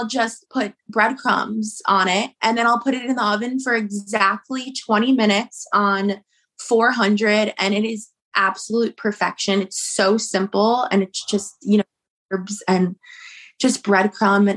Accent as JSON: {"language": "English", "region": "New Jersey", "country": "United States", "said": "I'm from New Jersey"}